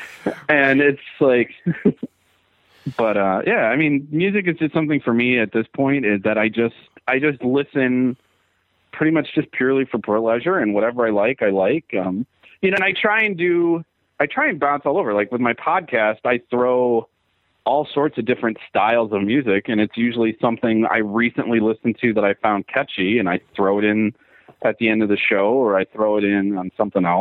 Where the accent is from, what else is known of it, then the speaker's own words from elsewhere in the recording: Milwaukee, Wisconsin, United States; I grew up in Milwaukee, which is a metal town.